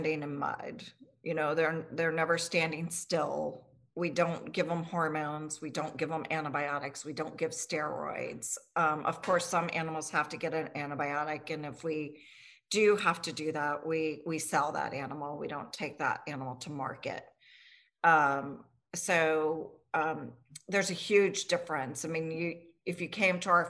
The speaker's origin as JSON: {"language": "English", "town": "Richmond", "region": "Virginia", "country": "United States", "tie": "born or raised there", "said": "I grew up here in Richmond"}